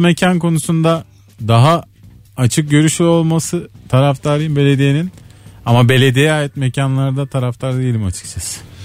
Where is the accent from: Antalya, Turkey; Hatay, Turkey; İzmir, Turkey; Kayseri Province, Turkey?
Antalya, Turkey; Patara; moved away; Benim çocukluğum orada geçti